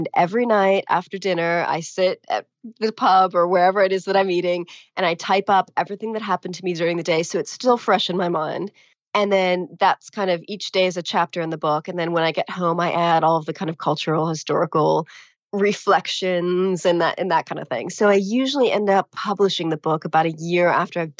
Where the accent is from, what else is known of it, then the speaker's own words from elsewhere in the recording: California, United States; moved away as an adult; also born or lived in Latin America; now in England, United Kingdom; I grew up in California, really close to a state park